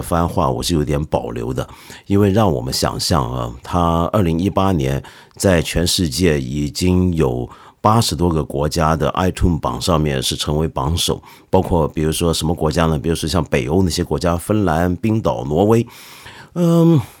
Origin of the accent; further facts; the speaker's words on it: China; 我们中国人